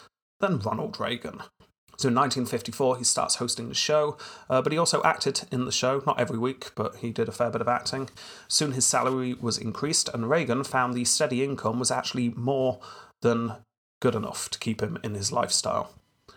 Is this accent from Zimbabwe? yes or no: no; United Kingdom